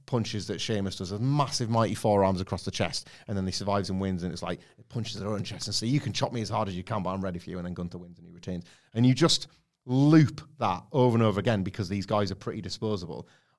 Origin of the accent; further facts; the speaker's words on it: Preston, North West England, United Kingdom; Even though I'm from Preston